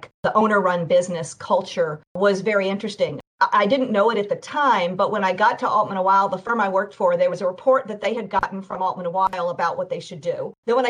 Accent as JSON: {"language": "English", "town": "Oak Ridge", "region": "Tennessee", "country": "United States", "tie": "born or raised there", "said": "I'm from a science town, Oak Ridge, Tennessee, where they did a lot of the research in nuclear issues"}